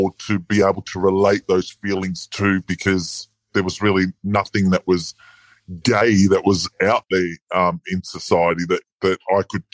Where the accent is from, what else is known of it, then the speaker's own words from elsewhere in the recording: Sydney, New South Wales, Australia; born and bred in Sydney